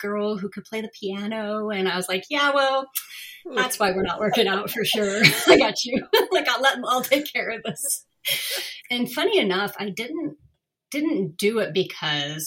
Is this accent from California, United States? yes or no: yes; Northern California, United States; also born or lived in Berkeley, California; I grew up in Northern California